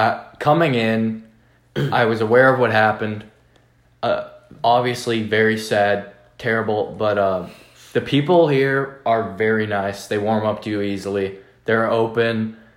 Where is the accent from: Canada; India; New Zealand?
Canada; Oakville, Ontario; moved away; I grew up in Toronto, or an hour outside Toronto, called Oakville.